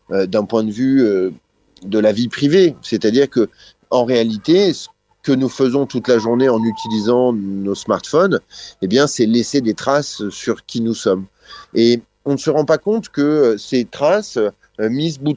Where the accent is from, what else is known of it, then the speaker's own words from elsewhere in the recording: France; moi je suis français, donc la société française a quelque chose à dire